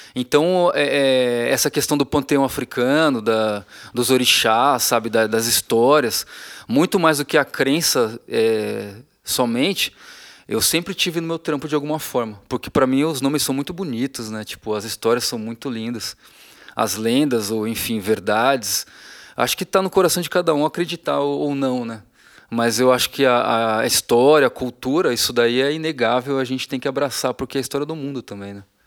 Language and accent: Portuguese; Feira de Santana, Bahia, Brazil; desde que eu era criança que eu sou de Feira de Santana, na Bahia